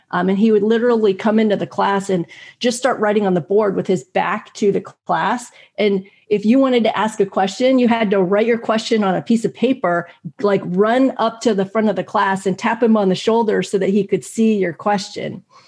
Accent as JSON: {"language": "English", "country": "United States", "tie": "born or raised there", "said": "growing up in America"}